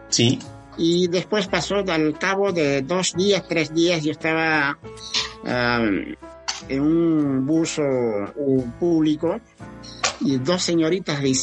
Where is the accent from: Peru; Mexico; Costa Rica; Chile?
Peru; Me siento muy mal. Uno, como educadora, dos, como peruana.